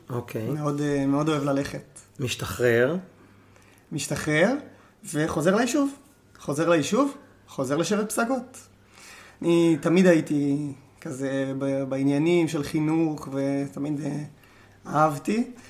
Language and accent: Hebrew; Tzur Hadassah, Jerusalem District, Israel; אמ, וגדלתי כאן בצור הדסה. תיכון אור עוד לא, עוד לא היה קיים, אני עשיתי תיכון בבויר.